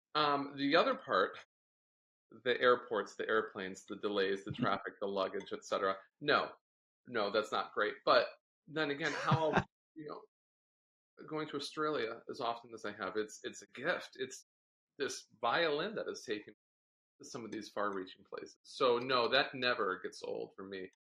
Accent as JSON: {"language": "English", "town": "Cleveland", "region": "Ohio", "country": "United States", "tie": "born or raised there", "also_born_or_lived": "Delaware", "said": "I was born in Delaware. My parents met University of Delaware. And then they moved to Cleveland shortly after I was born"}